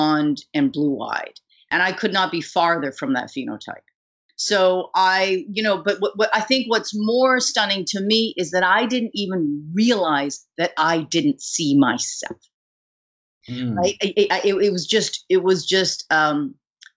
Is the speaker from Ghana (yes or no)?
no; Vancouver, British Columbia, Canada; moved away; also born or lived in New York; growing up in Vancouver